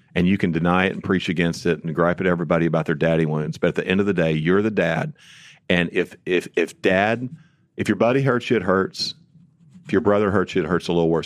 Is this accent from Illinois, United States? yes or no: yes; Illinois side, United States; moved away as an adult; also born or lived in St. Louis, Missouri; We grew up just south on the Il-, Illinois side